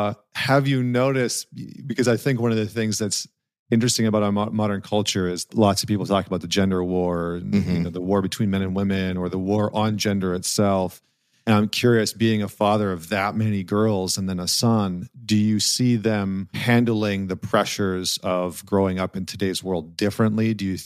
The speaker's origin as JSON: {"language": "English", "region": "Alberta", "country": "Canada", "tie": "born or raised there", "said": "I grew up in Northern Canada in okay. Northern Alberta."}